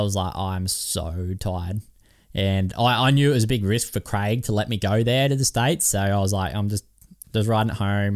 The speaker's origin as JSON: {"language": "English", "country": "Australia", "said": "I'm from Australia"}